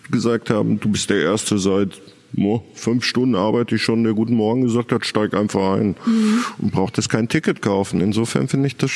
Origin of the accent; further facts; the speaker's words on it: North Rhine-Westphalia, Germany; accent: Ruhr; ich kann nun mal den Pott nicht verhehlen. Also ich glaube auch jeder zweite Regisseur hört nach dem guten Tag sagen, dass ich aus dem Pott komme, weil ich das irgendwie nie ganz rausbekommen habe.